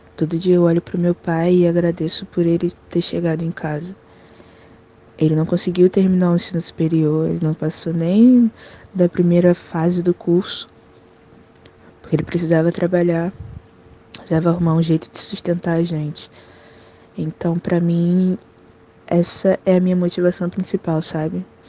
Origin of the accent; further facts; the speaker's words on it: Rio de Janeiro, Brazil; Nascida e criada no Complexo da Penha, Morro da Chatuba, no Rio de Janeiro